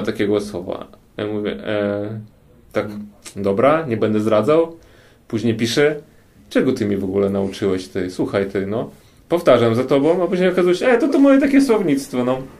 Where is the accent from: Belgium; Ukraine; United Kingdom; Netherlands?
Ukraine; Kyiv; Polish is a second language; now in Warsaw, Poland; jestem z Ukrainy i jestem z Kijowa, ze stolicy